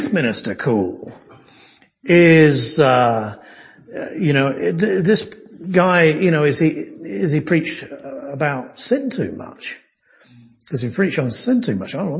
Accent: United Kingdom; now in United States; I'm a Brit

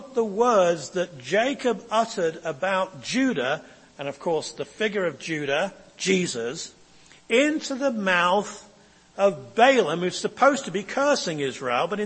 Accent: England, United Kingdom; now in United States; I come from England and we have a royal family

